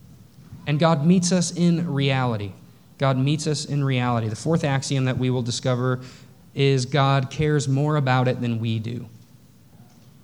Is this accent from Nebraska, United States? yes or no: no; North Texas, United States; I grew up in the Bible Belt. I grew up in North Texas.